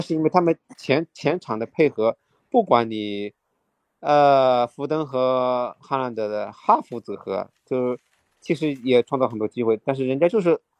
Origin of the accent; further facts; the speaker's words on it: Shanghai, China; 身为一个上海人